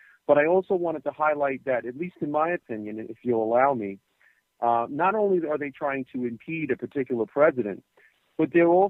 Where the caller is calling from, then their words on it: New Jersey, United States; Hi, Michael. … I'm from New Jersey.